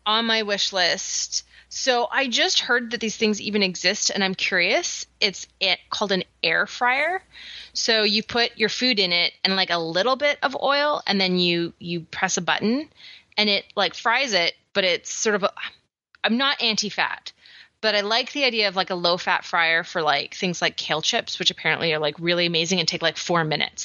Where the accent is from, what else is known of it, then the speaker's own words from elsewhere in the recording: Canada; I'm so Canadian slash British descent